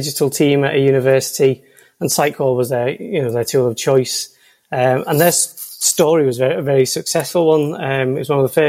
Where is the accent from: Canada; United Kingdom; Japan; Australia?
United Kingdom; Liverpool, North West England; I'm from Liverpool, probably you can tell by the accent